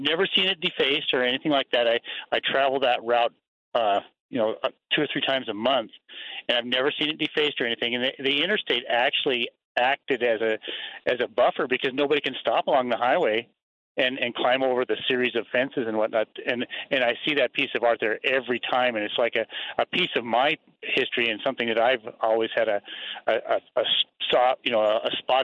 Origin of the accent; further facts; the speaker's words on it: Montana, United States; now in Idaho Falls, United States; I was born and raised in Montana